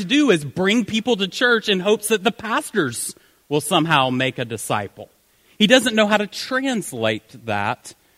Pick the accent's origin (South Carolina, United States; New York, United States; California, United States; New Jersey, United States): South Carolina, United States; Greenville; accent: southern; I am from Greenville, South Carolina